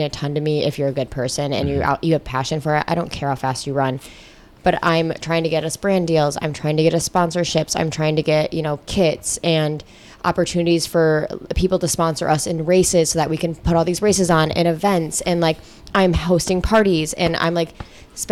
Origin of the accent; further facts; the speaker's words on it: Rockford, Michigan, United States; I grew up very sheltered in Rockford